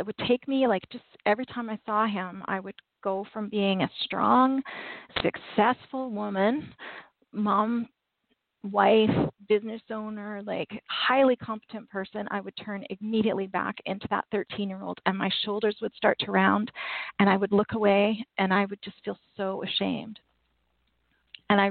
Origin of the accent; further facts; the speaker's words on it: Canada; I'm Canadian